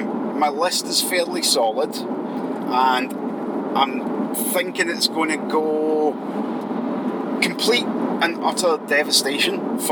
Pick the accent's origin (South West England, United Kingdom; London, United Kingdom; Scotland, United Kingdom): Scotland, United Kingdom